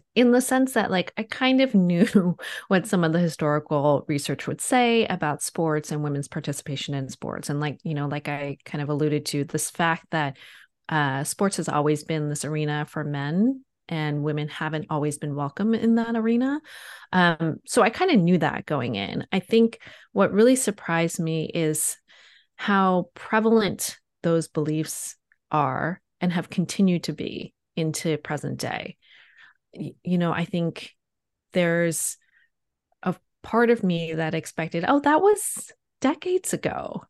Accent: East Coast, United States; So I grew up in on the East Coast of the United States, and you know, grew up playing sports

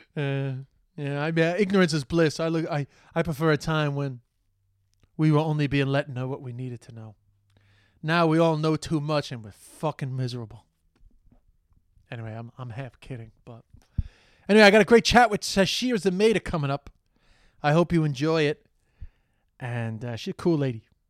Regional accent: New York City, New York, United States; I'm from Flushing

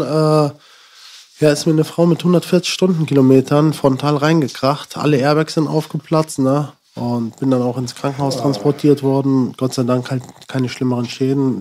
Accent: Sinzig, Rhineland-Palatinate, Germany; also born or lived in Frankenberg, Hesse; wir sind dann eigentlich so zur fünften Klasse damals ungefähr äh, nach Sinzig gezogen

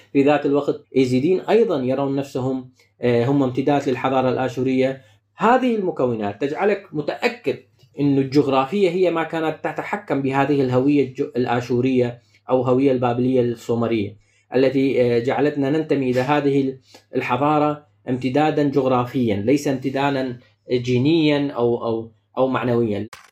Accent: Shekhan, Nineveh, Iraq; now in Hanover, Germany; أنا، آه، الحدر من مدينة، آه، الشيخان

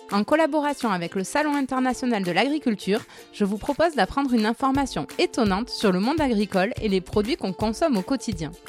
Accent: Nouvelle-Aquitaine, France; Ah oui, alors je viens de la Creuse, donc.

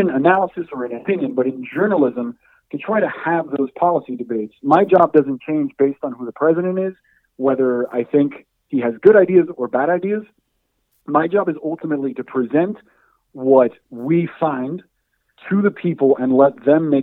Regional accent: Hialeah, Florida, United States; moved away as an adult; also born or lived in Syracuse; growing up in Hialeah in Miami

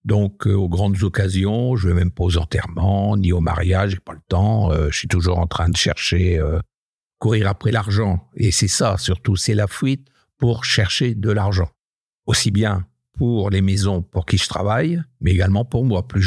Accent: Hauts-de-France, France; je suis natif du Nord, un petit village euh, dans le Bavésie. Mon papa était cadre à EDF, donc on a beaucoup voyagé aussi de poste en poste euh, et on a atterri dans un petit village à côté de Maubeuge

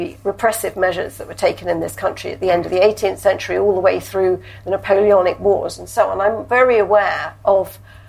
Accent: London, United Kingdom; I was born here, I was born in Guy's Hospital, so I am technically a Cockney

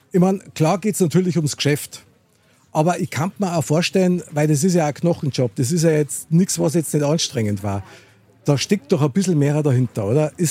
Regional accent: Munich, Bavaria, Germany; Ich bin nämlich auch ein Münchner Kindl

